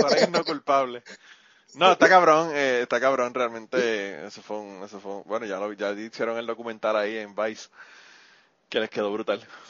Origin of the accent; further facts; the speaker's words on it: Puerto Rico; la cuestión patriótica de Puerto Rico es que nosotros somos súper patrióticos